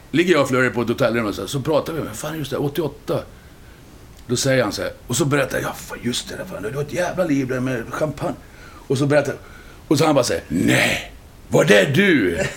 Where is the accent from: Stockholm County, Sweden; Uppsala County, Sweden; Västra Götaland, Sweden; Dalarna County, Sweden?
Dalarna County, Sweden; Borlänge; moved away as an adult; also born or lived in Cologne, Germany; Jag är ju från Borlänge